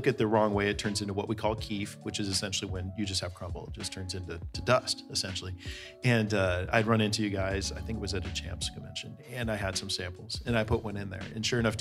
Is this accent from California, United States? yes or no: yes; Bay Area, California, United States; I grew up in the Bay Area